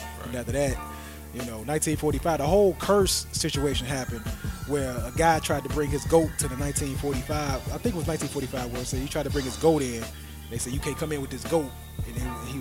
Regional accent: Chicago, Illinois, United States; I'm a Chicagoan

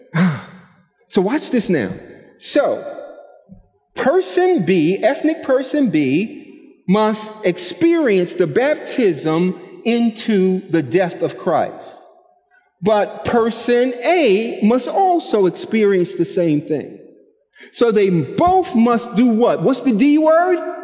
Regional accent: New York City, New York, United States; I'm from Brooklyn

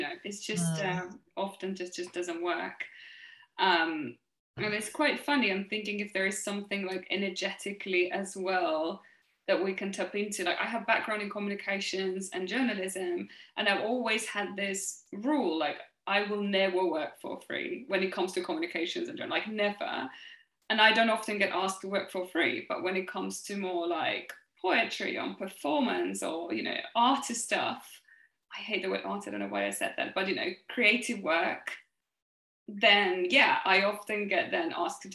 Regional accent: Finland; now in London, United Kingdom; I come from Finland

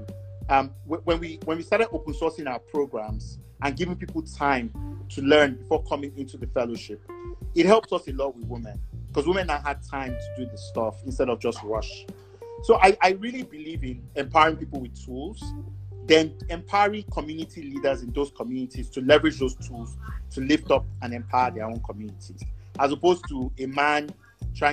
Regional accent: Nigeria; moved away; also born or lived in Canada; I would still just only have a Nigerian passport

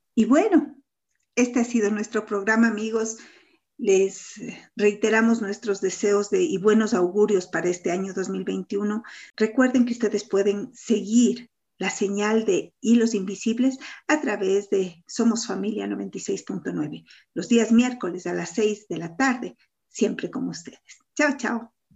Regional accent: Cuenca, Azuay, Ecuador; es un amor a mi tierra, un, sentirme identificada y saber que, que, bien, que bien ser cuencanos

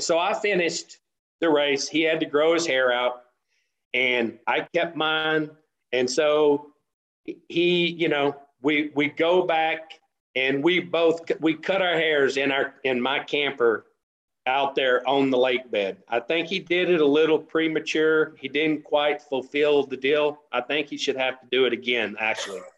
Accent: West Texas, United States; also born or lived in Denver City, Texas / San Antonio, Texas / Andrews, Texas; I grew up in West Texas and in the oil field

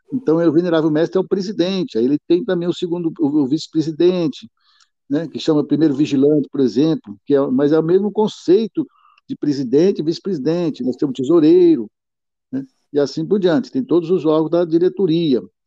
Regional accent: Piauí, Brazil; now in Olímpia, Brazil; embora eu não seja original de Olímpia, eu sou do Piauí

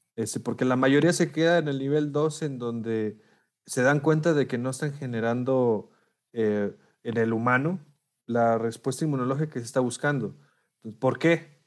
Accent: Monclova, Coahuila, Mexico; also born or lived in Saltillo; yo soy de Monclova, soy de Coahuila también

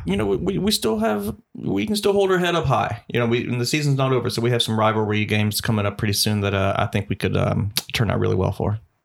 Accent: Columbus, Georgia, United States; from my hometown of Columbus, Georgia

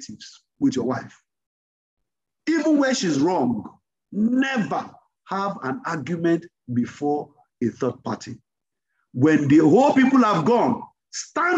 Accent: Yorubaland, Nigeria; My mom, we grew up in Yoruba land

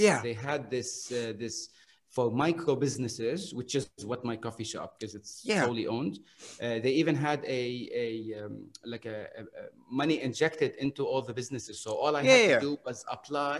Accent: Beirut, Beirut Governorate, Lebanon; moved away as an adult; now in Bahrain; I come from Lebanon and Beirut.

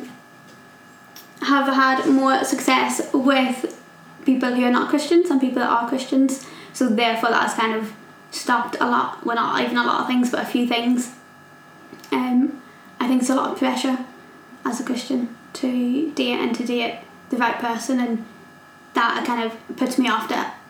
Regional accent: Northern Ireland, United Kingdom; moved away as an adult; now in England; I grew up in Northern Ireland, as you might be able to tell from the accent

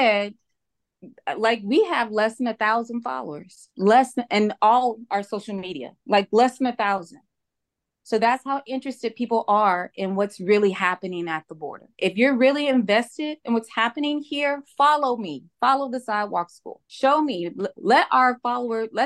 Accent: Houston, Texas, United States; now in Rio Grande Valley, United States; I am from Houston. I now live here in the Rio Grande Valley

